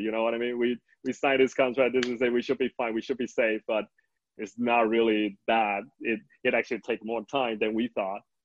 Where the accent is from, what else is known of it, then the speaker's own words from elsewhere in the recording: Tainan, Taiwan; I'm born and raised in Taiwan